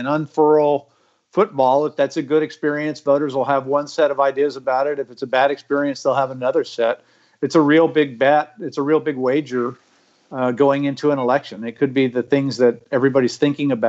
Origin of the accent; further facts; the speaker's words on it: Texas, United States; I am a Texan